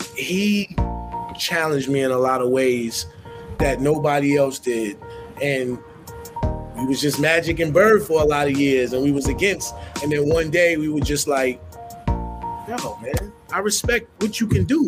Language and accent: English; New York City, New York, United States; Where I'm from, I'm from Harlem. We, we weren't raised to copy